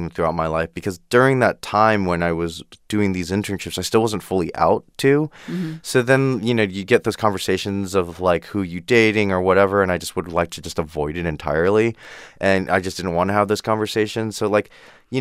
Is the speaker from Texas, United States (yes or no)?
no; Downey, California, United States; I'm from Downey